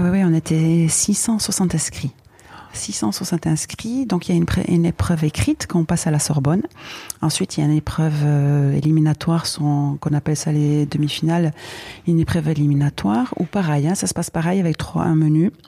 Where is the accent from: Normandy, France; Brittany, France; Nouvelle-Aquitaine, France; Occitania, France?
Nouvelle-Aquitaine, France; Biarritz; j'étais de Biarritz